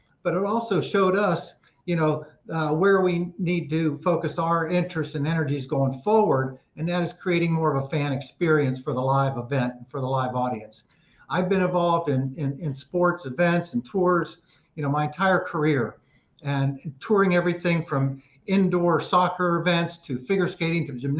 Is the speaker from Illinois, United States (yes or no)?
no; Ohio, United States; moved away as an adult; also born or lived in California; I was actually born and raised in Ohio, but ended up in California after graduating from college and then moved here in the 80s